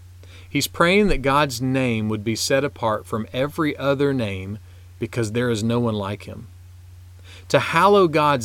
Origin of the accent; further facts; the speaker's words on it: South Carolina, United States; also born or lived in Arkansas / Virginia; my home state of South Carolina